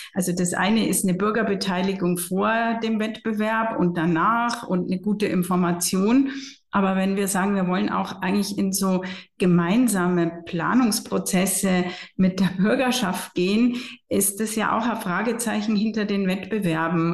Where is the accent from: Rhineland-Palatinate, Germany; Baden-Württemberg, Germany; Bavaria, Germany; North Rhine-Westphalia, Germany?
Bavaria, Germany; Regensburg; also born or lived in Florence / Munich; Ich habe in meiner Heimatstadt Regensburg und Florenz studiert